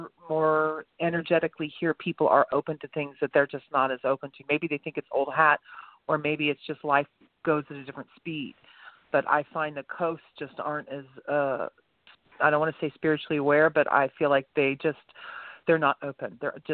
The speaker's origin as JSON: {"language": "English", "town": "Tulsa", "region": "Oklahoma", "country": "United States", "moved": "as an adult", "said": "But I am from Tulsa originally, but I've managed to get away for decades at a time. But I am back here. I do like this area."}